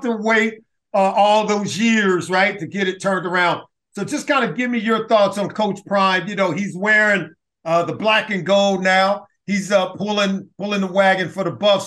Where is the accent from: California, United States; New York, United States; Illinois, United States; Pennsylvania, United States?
California, United States; Los Angeles; I grew up in Los Angeles.